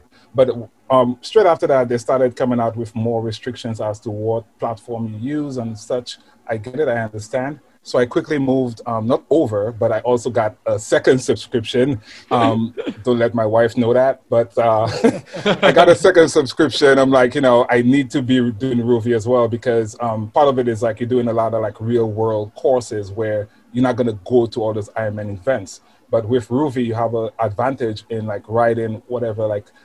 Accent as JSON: {"language": "English", "country": "St. Lucia", "moved": "yes", "lives_now": "New York City, United States", "said": "I'm from St. Lucia, actually. Caribbean island, very small island."}